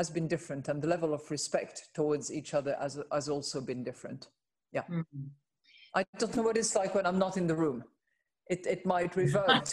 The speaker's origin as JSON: {"language": "English", "country": "France", "said": "based out of my home country, which is France"}